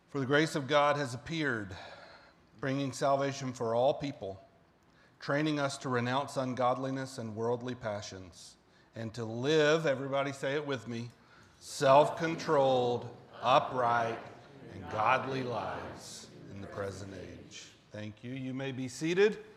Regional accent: the South, United States; but I was raised in the South and it was just a lot different

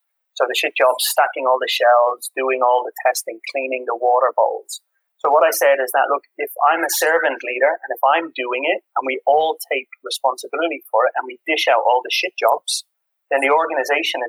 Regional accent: Dublin, Ireland; also born or lived in England; now in Copenhagen, Denmark; I have this experience of growing up in Ireland, working in England

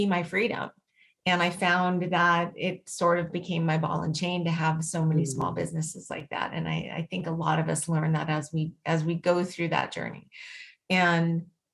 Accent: Las Vegas, Nevada, United States; I was born and raised in Las Vegas

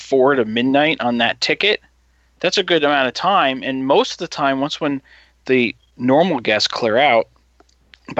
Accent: New Jersey, United States; moved away; Coming from New Jersey

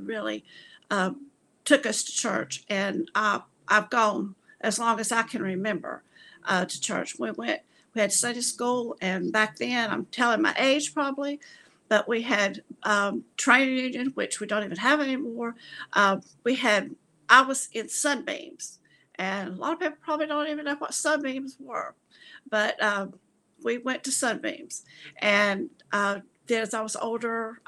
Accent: Gastonia, North Carolina, United States; moved away as an adult; also born or lived in Lincolnton, North Carolina; I was born actually in Lincolnton, North Carolina. And when I was 3 years old, we moved to Gastonia, where I lived the rest of my life until I actually went away to college and got married and moved away

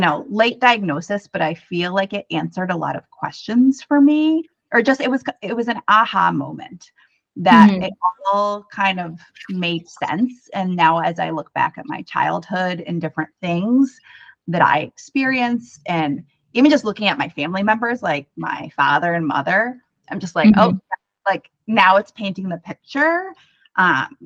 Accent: Connecticut, United States; moved away as an adult; also born or lived in New York City; now in Minneapolis, United States; I'm originally from the East Coast. I'm from Connecticut

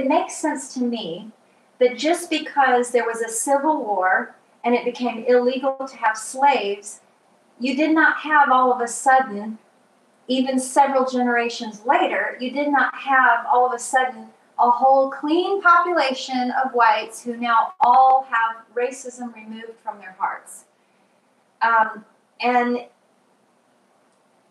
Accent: Atlanta, Georgia, United States; I grew up in Atlanta

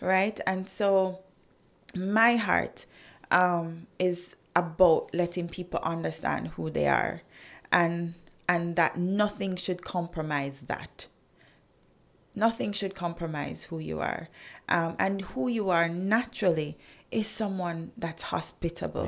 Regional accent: Jamaica; as a Jamaican, I still maintained my brand Jamaica

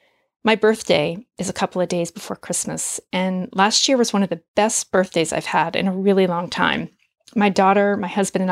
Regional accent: Manchester, Vermont, United States; also born or lived in Boston / Burlington, Vermont; I grew up in southern Vermont, and that area feels very much like home to me. My hometown is Manchester

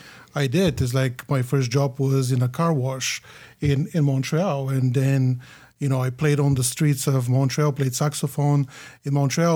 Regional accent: Bulgaria; English is a second language; I grew up in Bulgaria. Bulgaria at that time was a communist country. Graduated from music high school, so classically trained musician

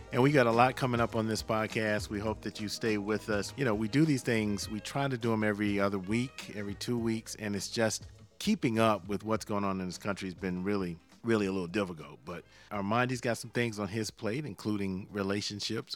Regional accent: Savannah, Georgia, United States; near my hometown of Savannah

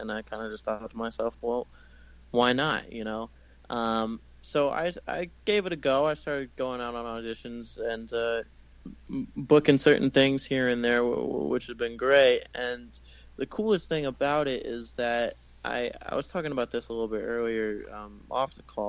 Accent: the South, United States; But I mean, I grew up in the South in this little beach town, like in the middle of nowhere a little bit

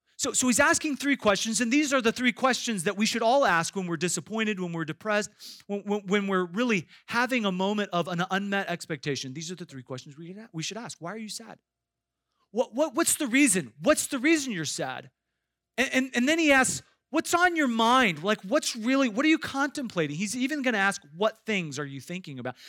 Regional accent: Iowa, United States; I grew up in Iowa

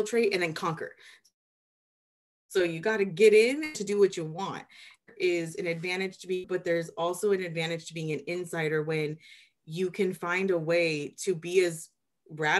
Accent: Anaheim, California, United States; I'm a kid from Anaheim, the Disneyland side

